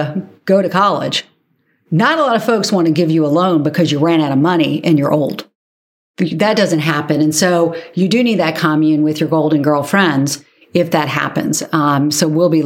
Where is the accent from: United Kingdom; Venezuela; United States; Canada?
United States; Charleston, South Carolina; my hometown of Charleston, South Carolina